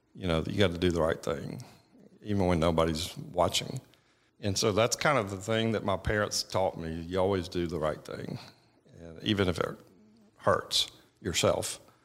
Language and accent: English; Georgia, United States; I grew up in Beaufort, Georgia, which is, you know, tw, twenty miles from Winder.